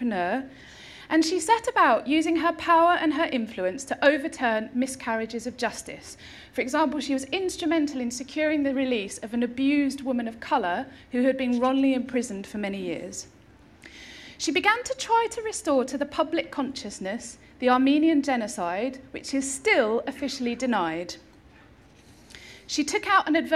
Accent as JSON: {"language": "English", "town": "Chelmsford", "region": "East of England", "country": "United Kingdom", "tie": "born or raised there", "accent": "Essex", "said": "I was born in Essex, in Chelmsford, in 1979"}